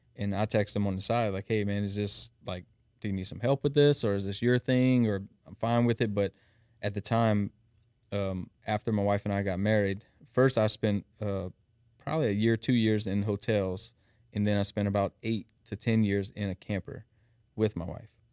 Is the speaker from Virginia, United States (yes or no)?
no; South Louisiana, United States; accent: thick South Louisiana; now in Thibodaux, United States; born and raised in Shreveport. We're operating out of Thibodeau now